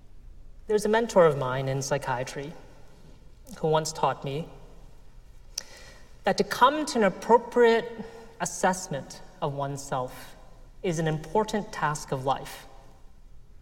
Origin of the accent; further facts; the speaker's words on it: United States; I grew up in the United States of America